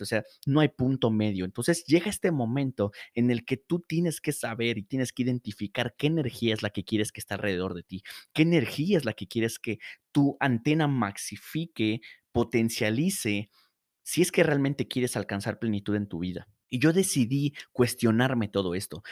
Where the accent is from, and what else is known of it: Morelos, Mexico; moved away as an adult; now in Mexico City, Mexico